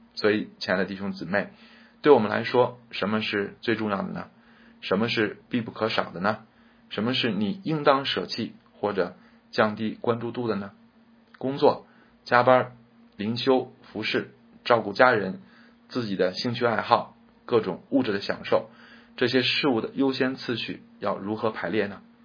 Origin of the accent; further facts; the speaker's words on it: China; 我们中国人